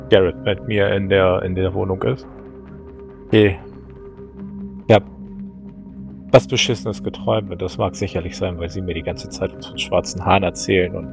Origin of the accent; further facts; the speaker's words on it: Poland; Klar, was, ich komme aus Polen.